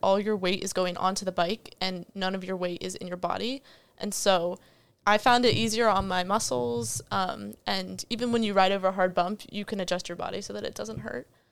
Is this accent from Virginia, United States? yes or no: yes; Northern Virginia, United States; moved away as an adult; now in Williamsburg, United States; I'm from Northern Virginia.